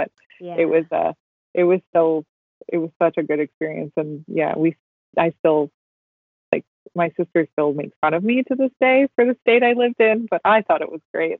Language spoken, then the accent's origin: English; Canada; now in Vancouver, Canada; We're all from Ireland, but I was like, my family's pretty Canadian. I think I did ancestry.com and it was like, we've all lived up the Southwest for I think 5 generations.